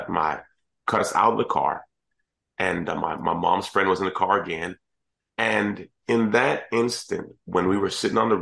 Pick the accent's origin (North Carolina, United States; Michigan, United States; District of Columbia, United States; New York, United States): District of Columbia, United States; Washington; also born or lived in Kingston, Jamaica; was in school in Jamaica for a short period of time, but then mostly grew up in the Washington, D.C. area